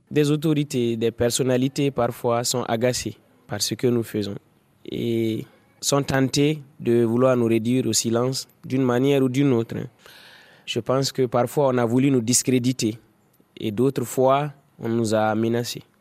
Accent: Dori, Sahel, Burkina Faso; J'ai grandi à Dori, dans le Sahel burkinabé.

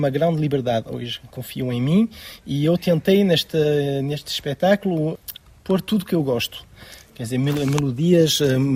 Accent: France; born there; Nasci em França, mas os meus pais são portugueses

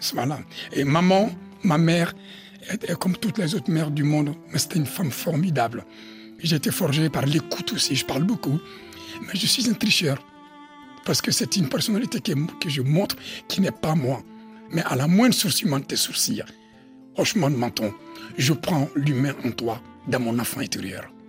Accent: Mali; now in France; je viens de l'Afrique.

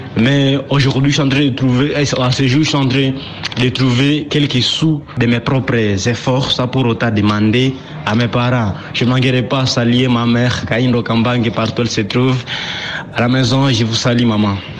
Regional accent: Butembo, North Kivu, DR Congo; ici chez nous à Ville de Boutembo

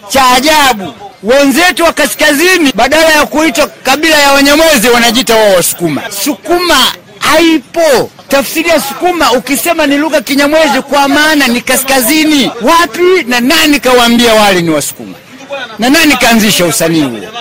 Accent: Urambo, Tabora, Tanzania; Urambo ndio nyumbani, lakini mkoa wa Tabora

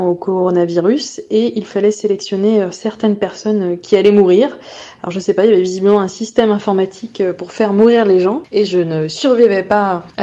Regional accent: France; 36 ans, je suis française.

